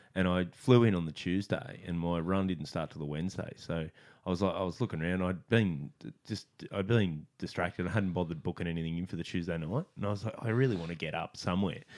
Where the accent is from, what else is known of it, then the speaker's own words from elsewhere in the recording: Australia; I'm Aussie